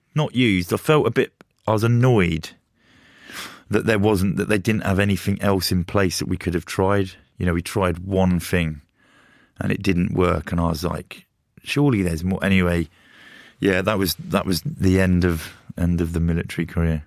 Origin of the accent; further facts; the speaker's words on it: Luton, East of England, United Kingdom; growing up in Luton